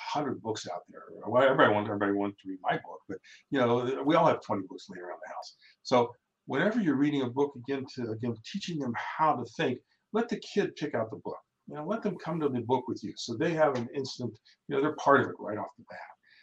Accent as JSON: {"language": "English", "region": "Ohio", "country": "United States", "tie": "born or raised there", "said": "We grew up in Ohio"}